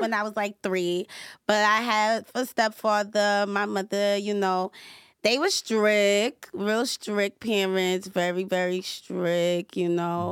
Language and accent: English; New York City, New York, United States; I'm from Staten Island